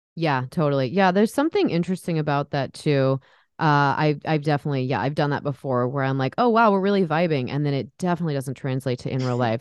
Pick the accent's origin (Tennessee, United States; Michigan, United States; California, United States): California, United States; San Diego; now in Portland, United States; I'm actually from San Diego area